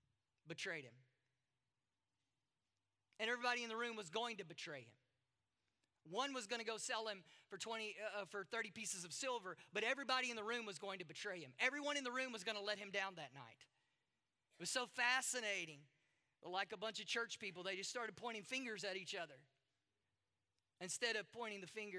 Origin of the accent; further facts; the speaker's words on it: Durban, KwaZulu-Natal, South Africa; I'm from Durban and you're from America. You don't know what it's like to be me. You don't know what it's like to be an Indian woman.